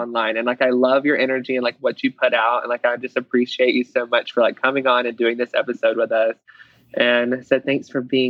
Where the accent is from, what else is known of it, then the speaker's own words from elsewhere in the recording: Alabama, United States; now in Utah, United States; I'm a little redneck boy at heart. Like, I'm from Alabama. I've never even seen snow until I moved here.